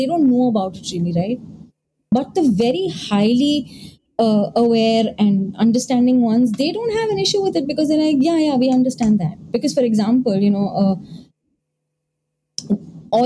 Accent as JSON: {"language": "English", "country": "India", "said": "I am an Indian"}